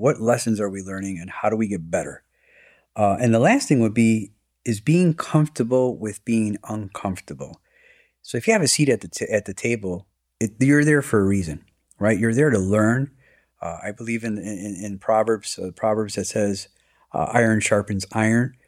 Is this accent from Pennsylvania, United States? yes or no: no; Chicago, Illinois, United States; I was born and raised here in Chicago